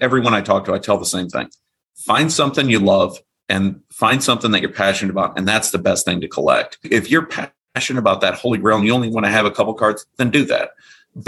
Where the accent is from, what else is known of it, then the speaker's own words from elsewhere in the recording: eastern Iowa, United States; I grew up in Iowa, right in the middle of the country. I was on the eastern part of Iowa.